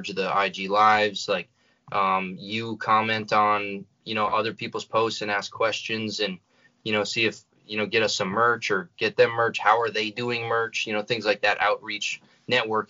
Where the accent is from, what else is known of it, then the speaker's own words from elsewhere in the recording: North Central North Dakota, United States; we're from North Central North Dakota